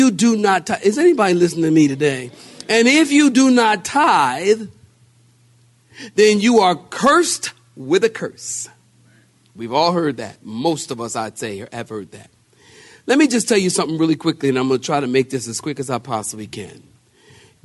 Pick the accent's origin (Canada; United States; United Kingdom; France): United States; Philadelphia, Pennsylvania; we're from Philadelphia